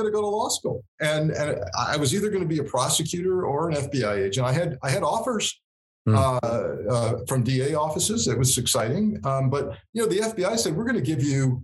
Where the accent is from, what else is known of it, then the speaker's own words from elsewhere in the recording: Southern Connecticut, United States; growing up in the New York metropolitan area, I was in Southern Connecticut